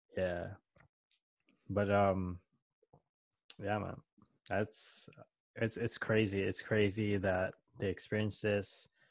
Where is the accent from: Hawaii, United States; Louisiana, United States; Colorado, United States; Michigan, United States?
Hawaii, United States; I'm Filipino mm. by blood, but I was born in Hawaii